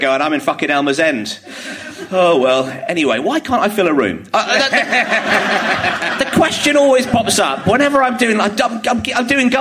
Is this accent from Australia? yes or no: no; Bromley, London, United Kingdom; I grew up in Bromley. I still live there